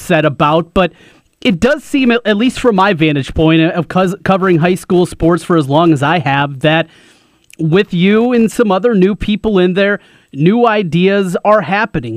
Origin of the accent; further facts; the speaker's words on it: Osage, United States; I go back to the 80s growing up in Osage